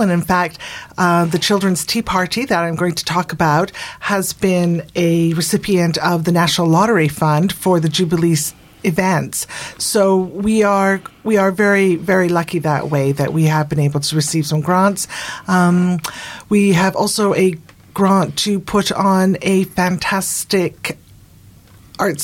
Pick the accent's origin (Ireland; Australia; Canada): Canada; moved away as an adult; now in Bournemouth, United Kingdom; I'm actually Canadian, but I am English by connection with my family.